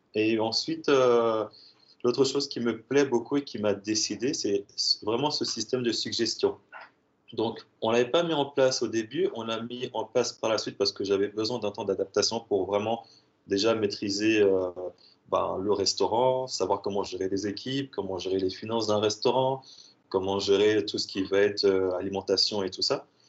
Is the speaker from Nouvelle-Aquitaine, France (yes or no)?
no; Strasbourg, Grand Est, France; je suis de Strasbourg